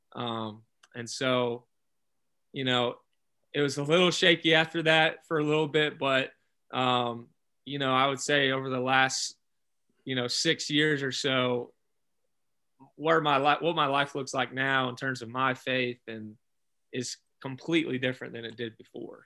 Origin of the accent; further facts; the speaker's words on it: Alabama, United States; I grew up in Alabama.